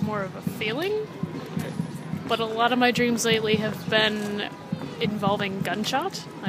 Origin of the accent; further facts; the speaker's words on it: Buffalo, New York, United States; I'm from Buffalo, New York.